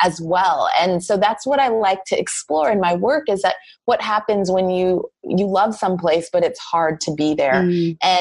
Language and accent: English; Anchorage, Alaska, United States; moved away as an adult; now in North Carolina, United States; I was born and raised in Anchorage, Alaska.